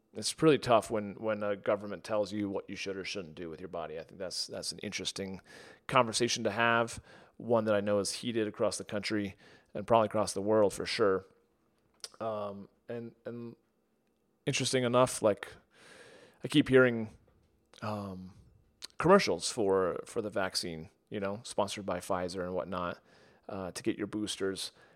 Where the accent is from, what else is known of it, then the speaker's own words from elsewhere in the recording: United States; growing up in the United States